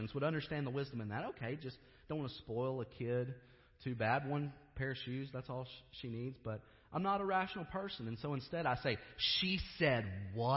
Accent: Kentucky, United States; I grew up in Kentucky.

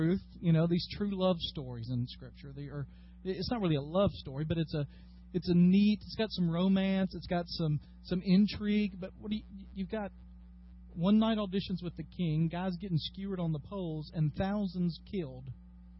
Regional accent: Dyersburg, Tennessee, United States; I am from Dyersburg, Tennessee.

